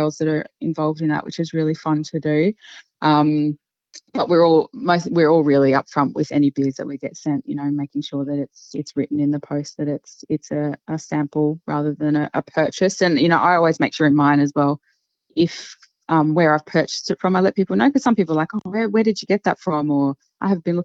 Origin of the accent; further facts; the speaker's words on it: Queensland, Australia; I grew up in Queensland